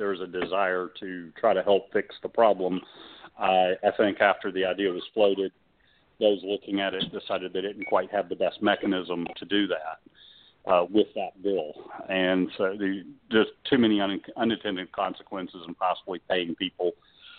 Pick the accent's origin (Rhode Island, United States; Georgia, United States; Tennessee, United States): Georgia, United States; Fayette County; I grew up in Fayette County just across the Flint River from Clayton